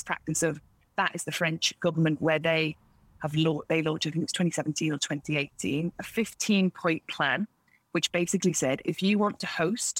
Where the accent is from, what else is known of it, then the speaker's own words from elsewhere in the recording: Isle of Man; also born or lived in South London; now in London, United Kingdom; the beach where I grew up in the Isle of Man, because I live now in South London